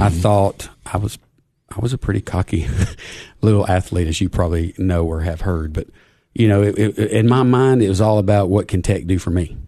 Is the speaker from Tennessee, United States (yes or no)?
yes; Cookeville, Tennessee, United States; Tennessee Tech, even though it was in my hometown